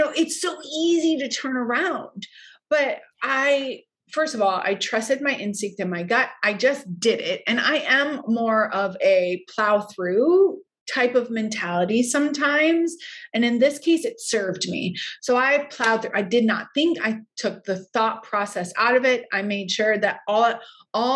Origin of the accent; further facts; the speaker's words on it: Hawaii, United States; moved away; I was also from Hawaii.